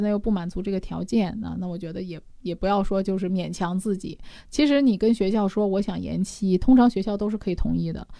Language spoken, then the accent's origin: Chinese; China; 我们中国人